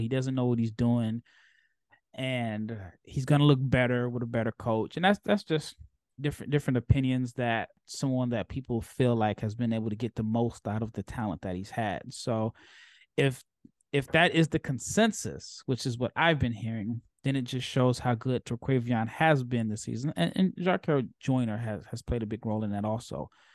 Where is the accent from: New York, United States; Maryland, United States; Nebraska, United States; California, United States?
Nebraska, United States; Omaha; now in Texas, United States; I'm from Omaha, so even though I live in Texas